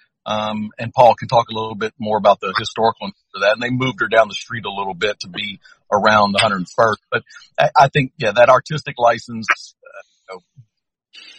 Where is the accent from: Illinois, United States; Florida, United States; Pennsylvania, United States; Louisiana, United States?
Louisiana, United States; I'm from Louisiana